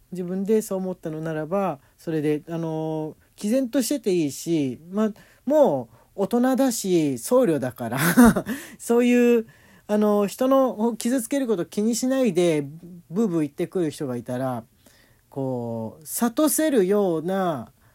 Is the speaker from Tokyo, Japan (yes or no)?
yes; Tokyo, Japan; 俺東京の人間だから